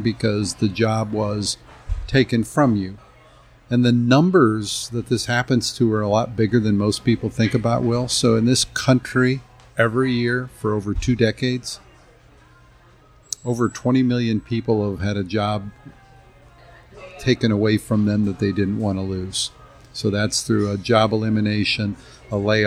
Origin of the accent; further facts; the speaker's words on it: Kirkwood, Missouri, United States; Grew up here in the St. Louis area, in the area of Kirkwood, Missouri